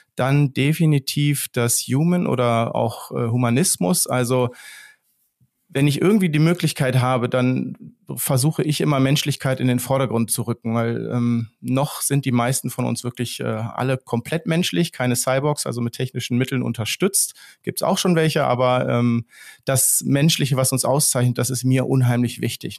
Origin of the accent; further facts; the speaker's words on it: Steinhuder Meer, Lower Saxony, Germany; ich wohne ja hier, hier an so einem See, wo ich auch aufgewachsen bin am Steinhuder Meer